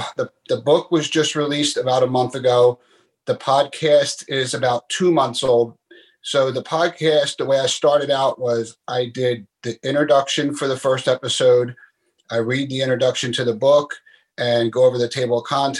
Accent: Philadelphia, Pennsylvania, United States; moved away as an adult; I was born and raised in Philadelphia, Pennsylvania, here in the United States

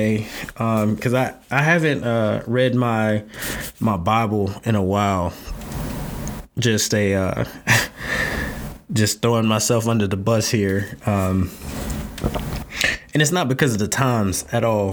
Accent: North Carolina, United States; moved away; I'm from North Carolina

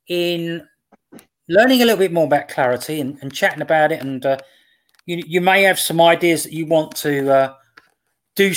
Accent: England, United Kingdom

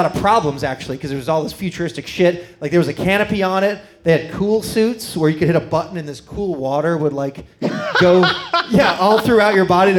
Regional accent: Miami, Florida, United States; moved away; also born or lived in Sarasota, Florida; we grew up in Miami in the 80s

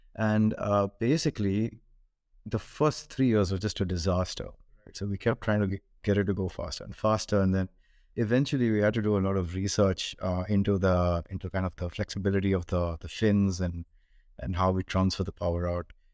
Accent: Bangalore, Karnataka, India; moved away as an adult; also born or lived in Hong Kong; I grew up in India, in Bangalore

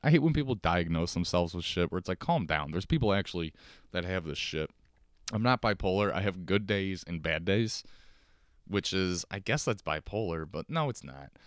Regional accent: Chicago, Illinois, United States; accent: Chicago; I have, like, a Chicago accent

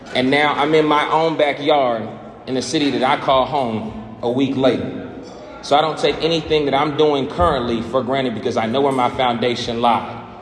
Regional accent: Kokomo, Indiana, United States; moved away as an adult; now in Atlanta, United States; my hometown, to the city of First

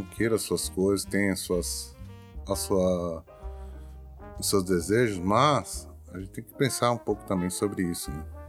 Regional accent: Brazil; now in Japan; Nós, como, como brasileiros

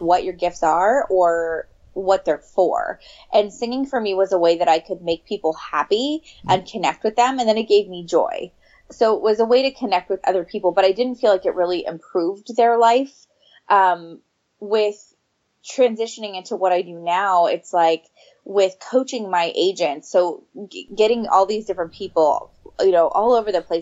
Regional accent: right outside Napa, California, United States; also born or lived in Sacramento; I grew up right outside Napa.

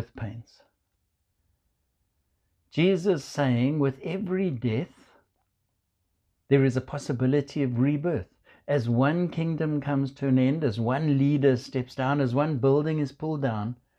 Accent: South Africa; now in United States; You might hear from my accent, I come from South Africa.

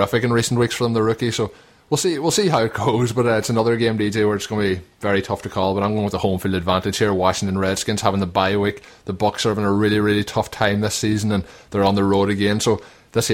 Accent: Donegal, Ulster, Ireland; we are both from Donegal

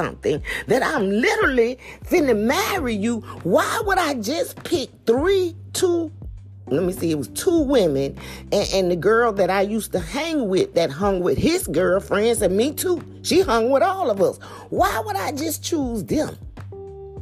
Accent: Macon, Georgia, United States; moved away; my hometown. They drove all the way to Macktown, which is Macon, Georgia

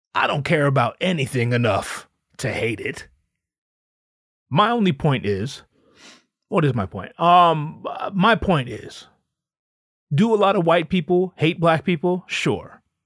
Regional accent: United States; I'm an American 'cause I was born in America.

